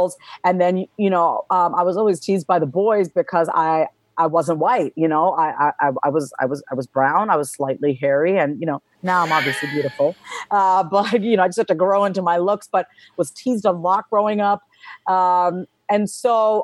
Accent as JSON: {"language": "English", "area": "Long Island", "region": "New York", "country": "United States", "tie": "born or raised there", "also_born_or_lived": "Austin", "moved": "yes", "said": "I was born and raised on Long Island, New York"}